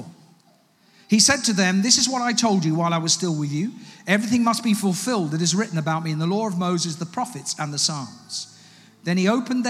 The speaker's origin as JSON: {"language": "English", "country": "United Kingdom", "also_born_or_lived": "Ghana (ancestry, Ga and Twi)", "said": "I'm an African as well as a British person"}